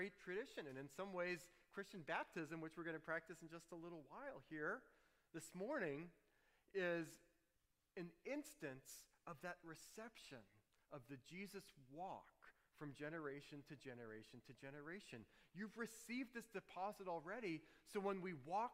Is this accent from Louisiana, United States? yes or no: yes; New Orleans, Louisiana, United States; Growing up in New Orleans, all those humid summers, no air conditioning.